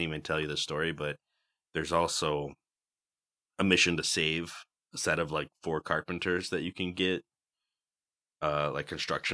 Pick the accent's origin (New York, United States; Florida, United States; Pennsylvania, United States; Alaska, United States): New York, United States; Western; I'm from Western New York, and therefore I am also too pale for the desert.